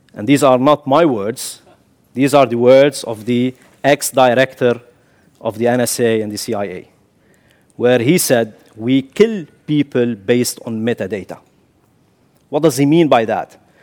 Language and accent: English; Kuwait; moved away as an adult; also born or lived in Syria / The Hague, Netherlands; now in Netherlands; I'm born in Kuwait, but my father is Syrian. I carry the Syrian nationality.